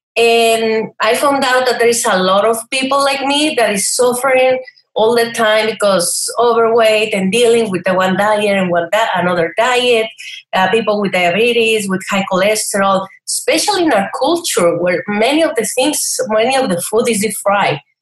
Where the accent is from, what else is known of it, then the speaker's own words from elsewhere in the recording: Chihuahua, Mexico; moved away as an adult; also born or lived in El Paso, Texas / Brazil / New Zealand; now in Riverside, United States; I grew up in Chihuahua. Yeah, it's a state, it's not only a dog.